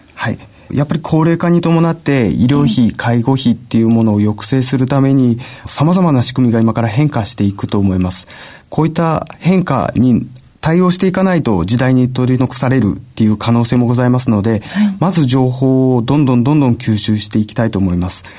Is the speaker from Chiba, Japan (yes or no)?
no; Yamaguchi, Japan; moved away as an adult; 山口県に帰る、地元に帰る